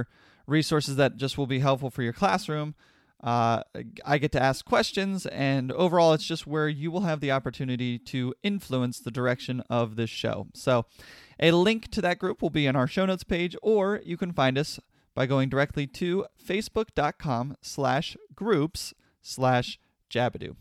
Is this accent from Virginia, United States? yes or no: no; Pennsylvania, United States; I grew up in Pennsylvania, so we learned it as the Civil War